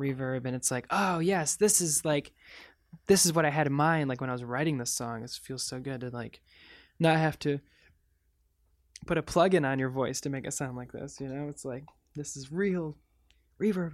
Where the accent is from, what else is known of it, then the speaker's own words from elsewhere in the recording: Michigan, United States; growing up in Michigan